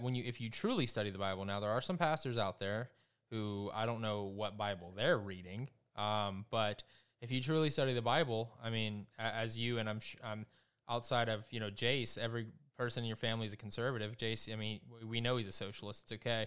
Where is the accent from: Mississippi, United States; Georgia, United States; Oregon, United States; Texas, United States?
Georgia, United States; South; I'm from South Georgia